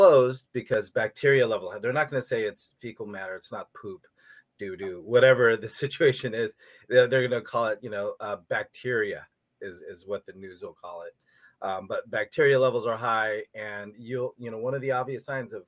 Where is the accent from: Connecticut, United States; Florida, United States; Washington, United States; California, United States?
California, United States; San Diego; growing up in Southern California, San Diego